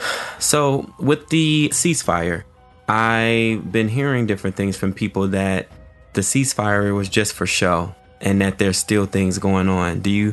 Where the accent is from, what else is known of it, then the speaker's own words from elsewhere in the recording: United States; So as an American, right, I'm a black American.